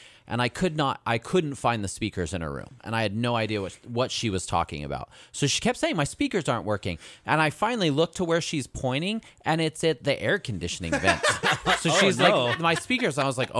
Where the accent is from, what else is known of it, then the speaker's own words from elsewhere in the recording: United States; I'm also American and I went to public school here.